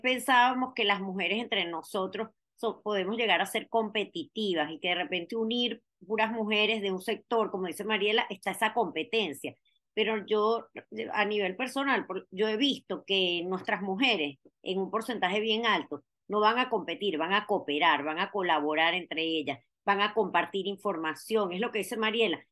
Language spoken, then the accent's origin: Spanish; Venezuela; moved away; somos mujeres, que somos venezolanas, que emigramos